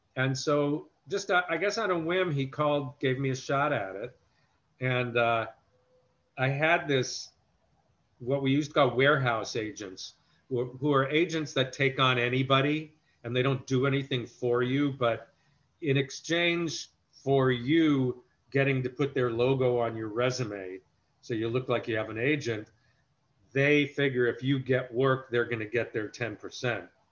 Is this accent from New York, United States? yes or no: yes; New York City, New York, United States; also born or lived in Westbury, Long Island; we moved from Brooklyn probably around the time I was like four or five. So I don't remember too much of growing up there